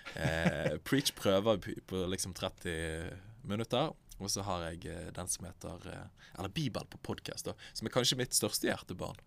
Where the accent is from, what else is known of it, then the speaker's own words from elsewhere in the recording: Bergen, Vestland, Norway; Jeg kommer fra Bergen, nærmere bestemt Åsane